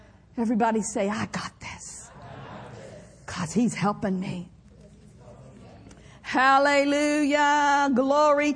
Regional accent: Skedee, Oklahoma, United States; the church that I grew up in Skeedy, Oklahoma

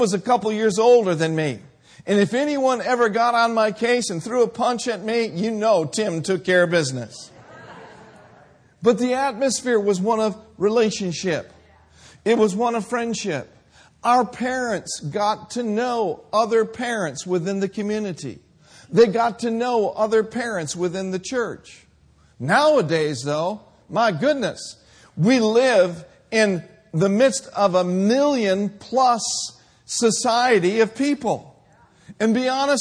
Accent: Minneapolis, Minnesota, United States; moved away; I grew up in Minneapolis, Minnesota.

